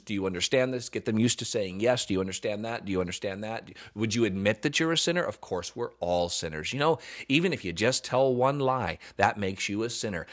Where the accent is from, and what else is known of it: the South, United States